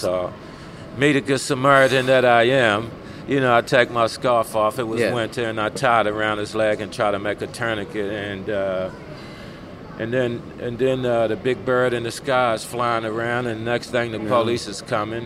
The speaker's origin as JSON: {"language": "English", "town": "Baltimore", "region": "Maryland", "country": "United States", "tie": "born or raised there", "also_born_or_lived": "New Jersey / Brisbane, Australia", "moved": "as an adult", "lives_now": "Australia", "said": "I was born in New Jersey, and from all reports, I think my mom and them said we hopped a train, they got on the train with us and moved down to Baltimore to my grandmother's house"}